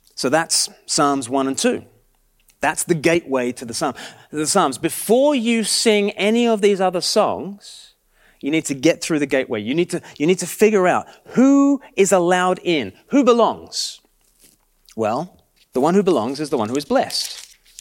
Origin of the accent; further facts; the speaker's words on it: Australia; now in Sussex, United Kingdom; I'm from Australia